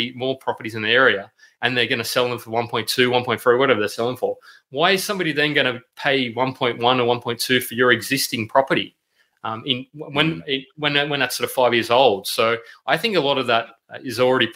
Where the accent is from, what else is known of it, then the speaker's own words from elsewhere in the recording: Sydney, New South Wales, Australia; I'm from the Western suburbs as well. Working class boy, Miles. Good old St. Mary's originally from